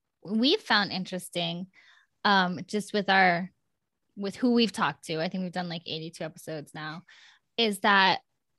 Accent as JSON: {"language": "English", "region": "Iowa", "country": "United States", "tie": "born or raised there", "moved": "yes", "lives_now": "Los Angeles, United States", "said": "growing up in Iowa"}